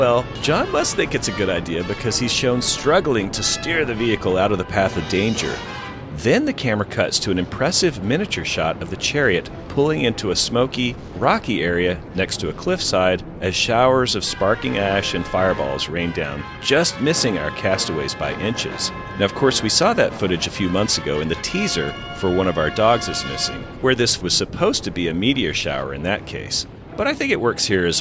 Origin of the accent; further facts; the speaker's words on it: Dixie, the South, United States; growing up in Dixie